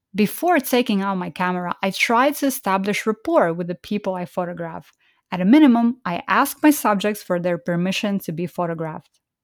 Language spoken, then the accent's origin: English; Estonia; moved away; also born or lived in Kazakhstan; was born in Kazakhstan and grew up in Estonia